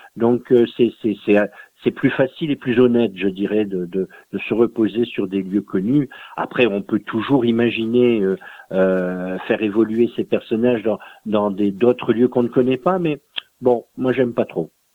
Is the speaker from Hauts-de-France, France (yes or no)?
yes; Dunkirk, Hauts-de-France, France; mon pays d'origine, qui est un pays très industrialisé, hein, le, le, nord de la France, Dunkerque